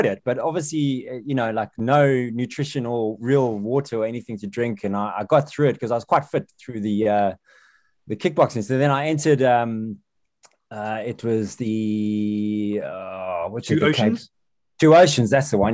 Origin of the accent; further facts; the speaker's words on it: Cape Town, Western Cape, South Africa; also born or lived in Wales / Zimbabwe / Johannesburg; now in United Kingdom; As you can hear, I grew up in South Africa. I was actually born out here. I was born in Wales, believe it or not. And then I moved out to SA when I was two.